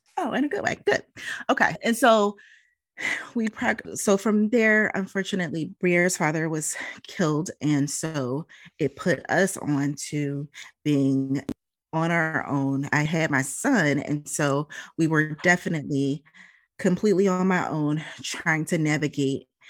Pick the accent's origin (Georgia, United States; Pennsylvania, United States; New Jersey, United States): Pennsylvania, United States; Philadelphia; moved away; also born or lived in Minneapolis, Minnesota; I'm originally from Philadelphia. My mother got remarried, and she decided that when she got remarried, we moved out to the Midwest. I finished high school there and then immediately came back